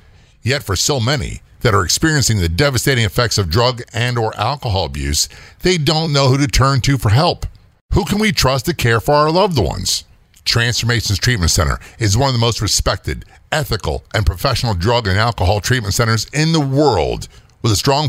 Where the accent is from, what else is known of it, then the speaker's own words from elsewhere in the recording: New Jersey, United States; born there; You know, I grew up, I was born in Jersey. My dad was a career Navy man. We lived everywhere.